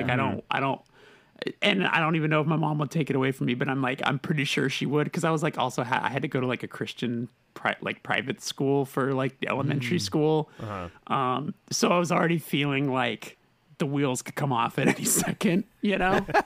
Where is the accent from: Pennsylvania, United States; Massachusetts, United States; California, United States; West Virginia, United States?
California, United States; Burbank; I'm born and raised Burbank, California.